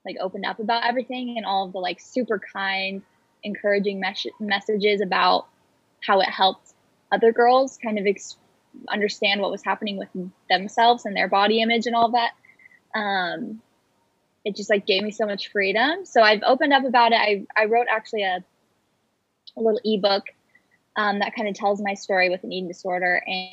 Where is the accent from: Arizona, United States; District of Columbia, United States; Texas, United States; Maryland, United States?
Arizona, United States; moved away as an adult; also born or lived in California / Utah / San Diego; now in Los Angeles, United States; me and my family moved to Arizona. That's where I grew up